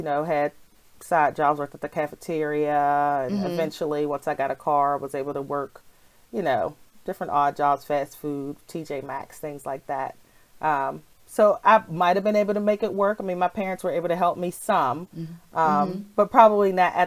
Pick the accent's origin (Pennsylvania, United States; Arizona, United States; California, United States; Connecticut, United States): Pennsylvania, United States; Pittsburgh; now in Philadelphia, United States; I grew up in Pittsburgh, Pennsylvania, but after I graduated from college, I moved to Philadelphia